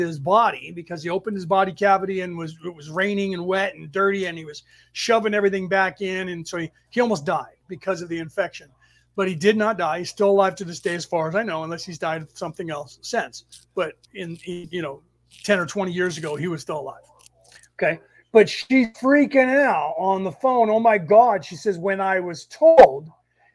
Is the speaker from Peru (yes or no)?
no; San Francisco Bay Area, California, United States; the city that we grew up in the Bay Area, San Francisco Bay Area